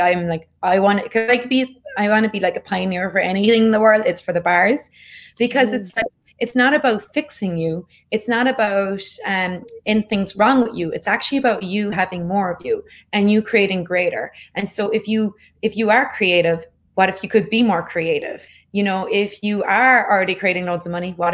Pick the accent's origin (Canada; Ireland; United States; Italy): Ireland; growing up in Ireland